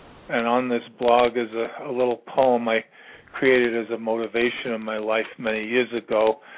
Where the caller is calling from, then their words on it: Virginia, United States; I'm calling from Virginia